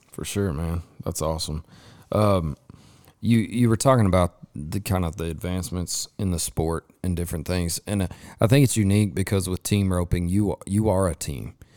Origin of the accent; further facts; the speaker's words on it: Lubbock, Texas, United States; I grew up in West Texas, I grew up over in Lubbock